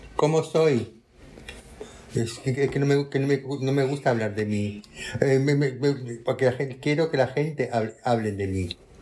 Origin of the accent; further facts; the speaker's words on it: Tangier, Tanger-Tetouan-Al Hoceima, Morocco; moved away; also born or lived in Málaga, Spain / Barcelona, Spain / Madrid, Spain; soy nacida en Tánger, como Viviana Fernández